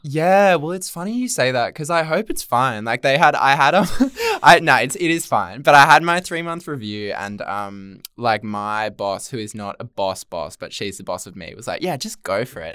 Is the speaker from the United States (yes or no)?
no; Central Coast, New South Wales, Australia; I'm actually from the Central Coast